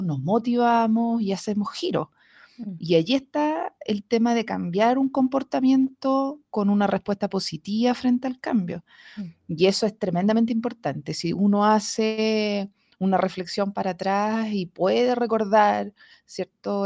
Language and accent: Spanish; Talca, Maule, Chile; yo nunca fui mujer de campo, a pesar de que nací en Talca